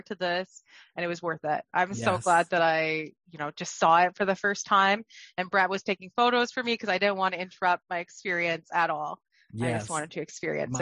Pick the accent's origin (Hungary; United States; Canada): Canada; I'm from Canada. So I flew in from Ottawa